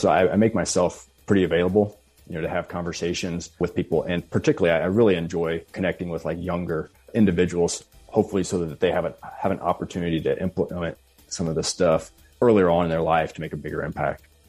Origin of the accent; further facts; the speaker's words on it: rural Missouri, United States; a fairly rural area of Missouri, close to my hometown.